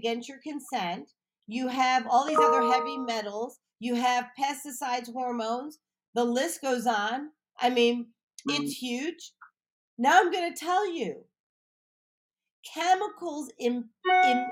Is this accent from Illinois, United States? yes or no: yes; Highland Park, Illinois, United States; I grew up in Highland Park